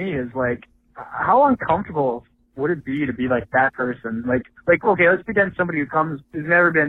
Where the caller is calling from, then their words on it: Minneapolis, Minnesota, United States; I'm from Minneapolis calling in here.